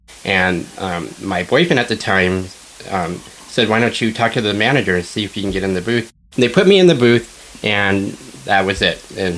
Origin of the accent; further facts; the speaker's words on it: Riverside, California, United States; also born or lived in Huntington Park, Los Angeles; now in Palm Springs, United States; Yeah, I was born in Huntington Park, Los Angeles in 1975. My family and I, we stayed there for about 3 years and then moved to Riverside.